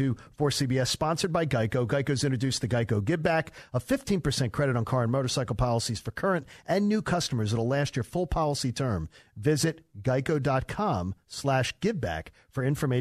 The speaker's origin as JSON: {"language": "English", "town": "Broomall", "region": "Pennsylvania", "country": "United States", "tie": "born or raised there", "said": "I'm from Broomall"}